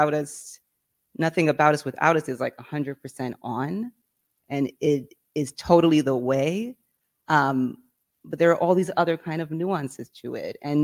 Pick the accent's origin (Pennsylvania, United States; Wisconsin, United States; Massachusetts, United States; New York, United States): New York, United States; I grew up in New York, from New York